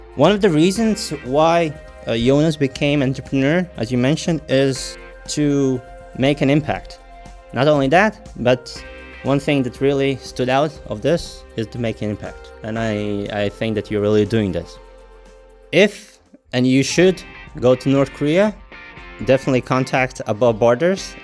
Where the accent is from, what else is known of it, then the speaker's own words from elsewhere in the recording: Latvia; born and raised in Latvia.